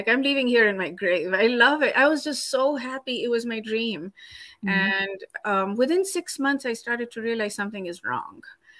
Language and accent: English; India; now in Seattle, United States; I was born in an Indian family. Like, I'm Indian. I was born in an Indian family.